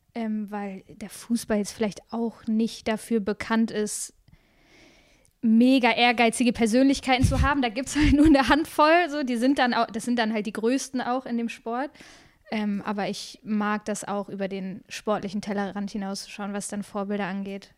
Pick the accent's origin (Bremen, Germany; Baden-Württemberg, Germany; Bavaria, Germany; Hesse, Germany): Bremen, Germany; moved away as an adult; also born or lived in Freiburg / Essen; now in Cologne, Germany; in meiner Heimatstadt in Bremen